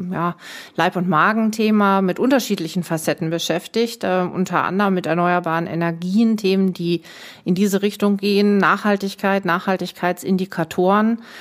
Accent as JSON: {"language": "German", "region": "North Rhine-Westphalia", "country": "Germany", "said": "Ich komme aus Westfalen, also ich bin in Nordrhein-Westfalen geboren, aber bin so eine richtige waschechte Westfälin, komme aus der Nähe von Münster."}